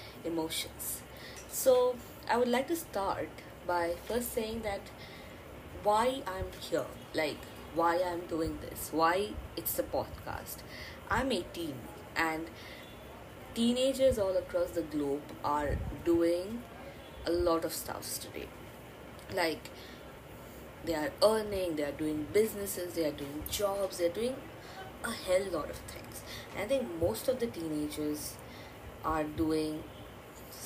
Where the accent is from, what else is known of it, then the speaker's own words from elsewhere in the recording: Bengal, India; accent: Indian; English is a second language; I'm an Indian and I actually know three languages: Hindi, Bengali and English, because I'm also a Bengali.